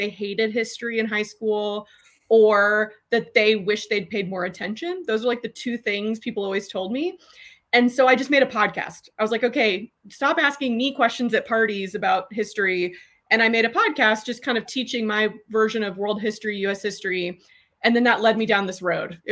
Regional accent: Austin, Texas, United States; also born or lived in North Carolina; I grew up in Austin.

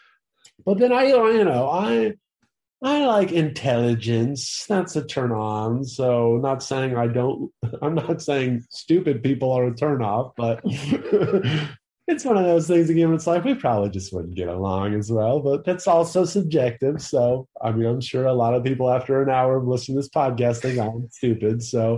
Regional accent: Tennessee, United States; now in California, United States; I'm from Tennessee

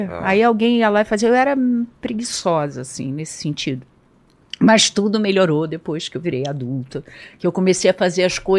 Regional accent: Brazil; eu, tô, eu sou brasileira, eu gostaria de ir para aí e tal.

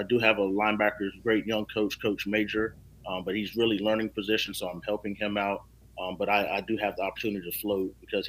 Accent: Beaufort, North Carolina, United States; moved away as an adult; also born or lived in Rock Hill, South Carolina; now in Charleston, United States; Background-wise, I'm from Beaufort, North Carolina, spelled the same way as Beaufort. You know, living in South Carolina for since 2013, I had to fight that battle, but Beaufort, North Carolina, played football there at East Carter High School under Donnie Kiefer

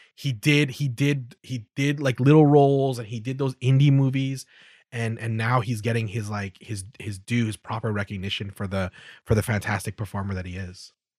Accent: Calgary, Alberta, Canada; I was brought up in Calgary

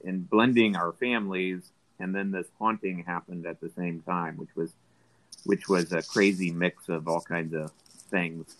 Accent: Tulsa, Oklahoma, United States; I grew up in Midtown Tulsa.

